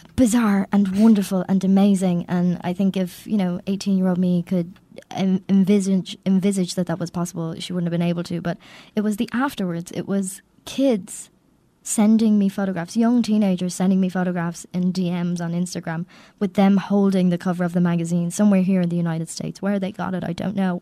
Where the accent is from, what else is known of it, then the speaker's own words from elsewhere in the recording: Ireland; I'm Irish